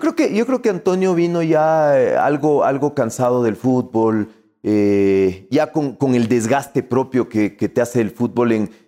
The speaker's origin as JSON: {"language": "Spanish", "country": "Ecuador", "said": "somos ecuatorianos"}